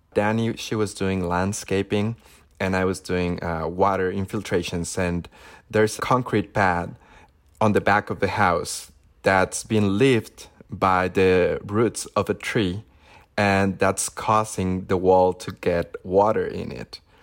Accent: Zacatecas, Mexico; moved away as an adult; now in Los Angeles, United States; I grew up in Zacatecas, which is World Heritage City by UNESCO.

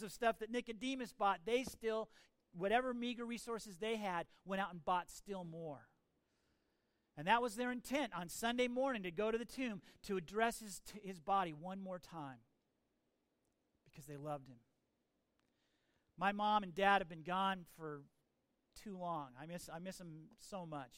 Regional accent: United States; I'm an American

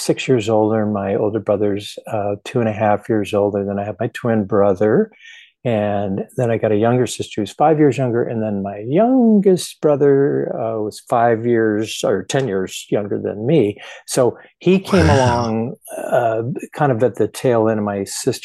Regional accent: Manhattan Beach, California, United States; I grew up in Southern California in Manhattan Beach, which is like 20 miles southwest of downtown LA.

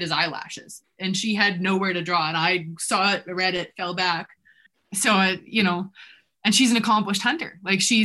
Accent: Canada; also born or lived in New Zealand; growing up in Canada

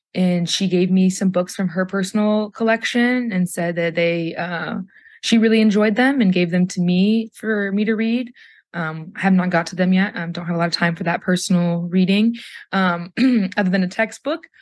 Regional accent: Athens, Ohio, United States; growing up here in Athens

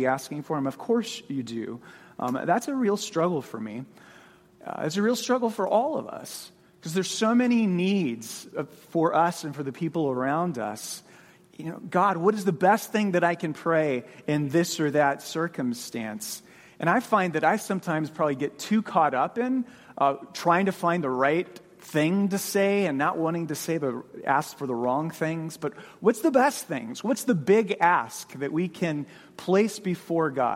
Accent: Phoenix, Arizona, United States; moved away as an adult; also born or lived in Mississippi; I grew up in Phoenix, went to seminary in Mississippi, and then came to All Saints straight out of seminary in 2002

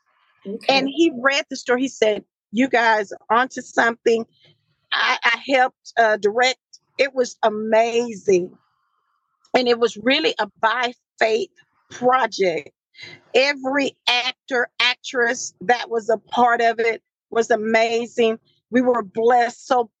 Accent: Marshall, Texas, United States; I'm from the country, Marshall, Texas. That's my hometown

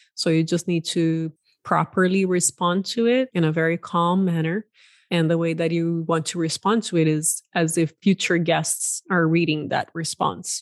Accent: Brazil; also born or lived in Silicon Valley, United States; now in United States; I'm originally from Brazil and, uh, have been in the U S for just over twenty years

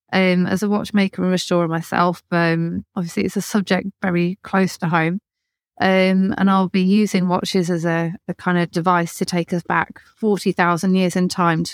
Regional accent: Birmingham, West Midlands, United Kingdom; accent: Birmingham; So I'm from North Birmingham. My accent is fake. And I was had a very strong Birmingham accent when I was younger.

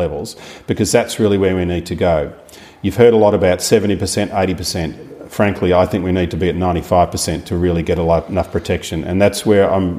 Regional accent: Longerenong, Victoria, Australia; also born or lived in Horsham; I grew up in Longronong

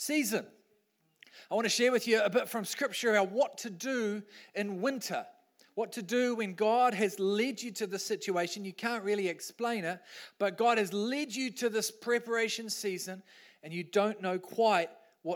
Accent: New Zealand; I'm a Kiwi bloke.

